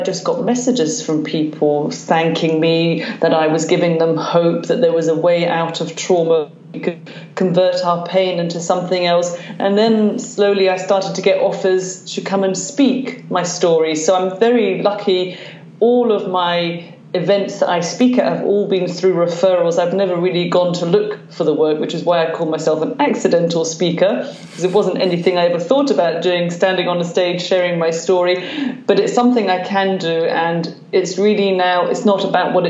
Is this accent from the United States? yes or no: no; London, United Kingdom; now in Glasgow, United Kingdom; I am a Londoner, but I live in Glasgow, Scotland.